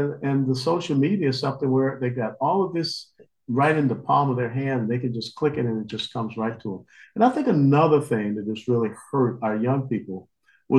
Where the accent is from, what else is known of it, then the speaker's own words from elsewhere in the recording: Georgia, United States; I grew up in Georgia, SEC football